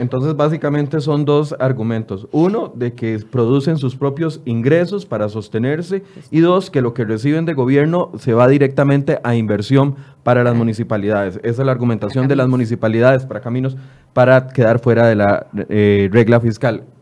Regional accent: Costa Rica; al final somos todos los costarricenses

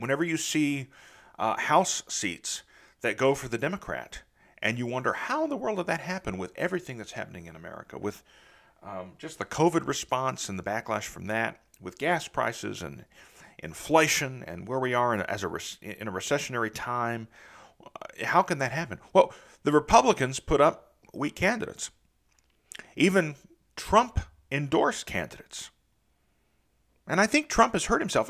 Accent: Southeastern Ohio, United States; now in Nashville, United States; I grew up in the Midwest, in Southeastern Ohio

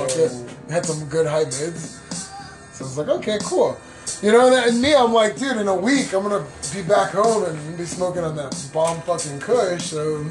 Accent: United States; kind of, sort of, mini, fucking, half-diluted Mexican because I was born here in the States

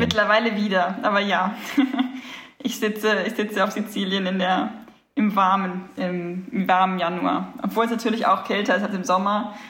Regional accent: Germany; moved away as an adult; now in Sicily, Italy; wir als Deutsche

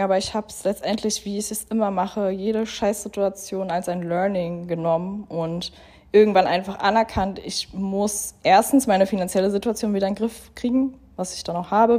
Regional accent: Berlin, Germany; moved away as an adult; now in Dubai, United Arab Emirates; in Berlin, in meiner Heimat

